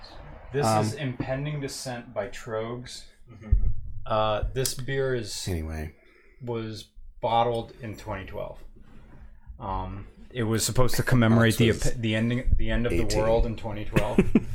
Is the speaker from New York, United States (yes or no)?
no; Detroit, Michigan, United States; Oh, shit. I'm from Metro Detroit.